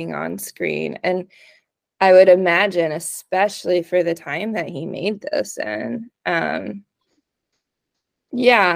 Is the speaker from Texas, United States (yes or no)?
yes; East Texas, United States; we grew up in East Texas